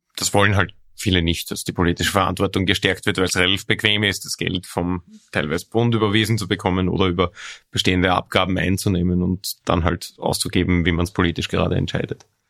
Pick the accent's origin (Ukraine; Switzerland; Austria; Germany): Austria; Lower Austria; bei uns in Niederösterreich